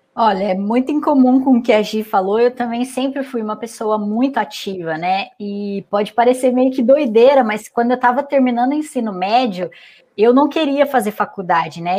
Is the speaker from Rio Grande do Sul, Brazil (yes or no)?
no; Santa Bárbara d'Oeste, São Paulo, Brazil; also born or lived in Santos; vou para minha cidade natal, né? Que daí eu voltei para o interior de São Paulo, para Santa Bárbara